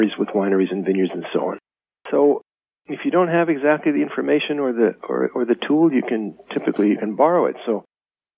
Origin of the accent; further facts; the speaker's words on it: Los Angeles, California, United States; moved away as an adult; now in Napa, United States; I was an urbanite from Los Angeles